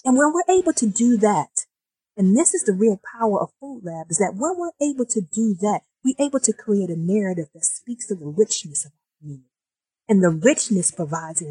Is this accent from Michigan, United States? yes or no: yes; Detroit, Michigan, United States; I was born and raised in Detroit as my hometown. I was born in 1969 in the northwest side of Detroit